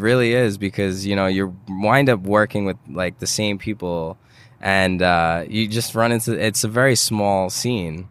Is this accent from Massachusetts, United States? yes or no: no; New York City, New York, United States; growing up in New York